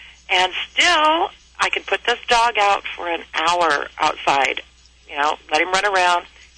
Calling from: Santa Maria, California, United States; Santa Maria, California.

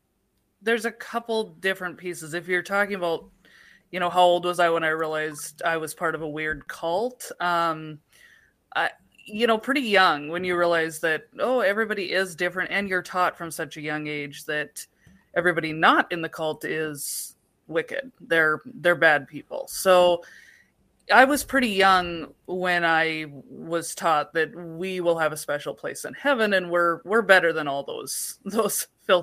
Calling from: North Dakota, United States; I called and you were shocked to discover I was calling from North Dakota.

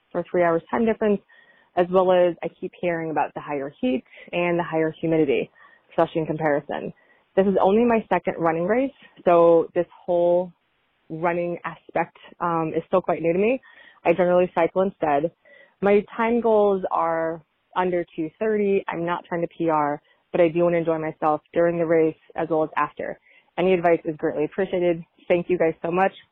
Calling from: Seattle, Washington, United States; I'm calling from Seattle.

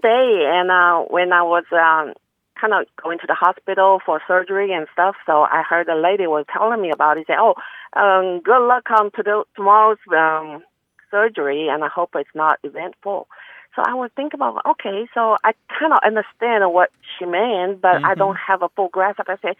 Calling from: Dallas, Texas, United States; English is a second language; from Dallas, Texas.

